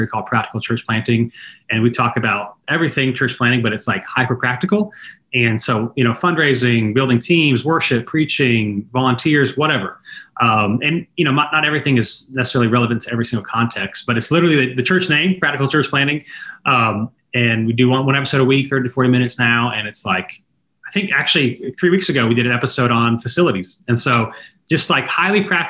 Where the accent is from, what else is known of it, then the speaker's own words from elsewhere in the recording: Raleigh, North Carolina, United States; I'm from the Raleigh area originally